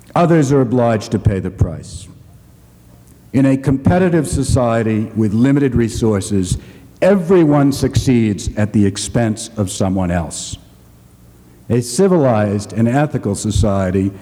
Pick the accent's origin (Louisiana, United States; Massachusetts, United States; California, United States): Massachusetts, United States; Boston; the segregated schools of Boston, my hometown